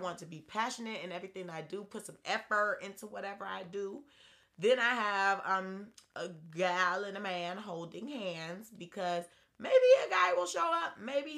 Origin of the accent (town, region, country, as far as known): Atlanta, Georgia, United States